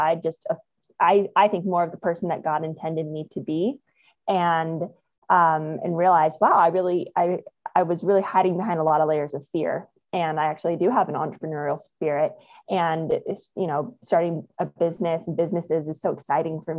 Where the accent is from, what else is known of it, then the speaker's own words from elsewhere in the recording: Phoenix, Arizona, United States; moved away as an adult; also born or lived in Australia / New Zealand / Costa Rica; now in San Diego, United States; I grew up in Phoenix, lived there, actually went to the same school, kindergarten through 12th grade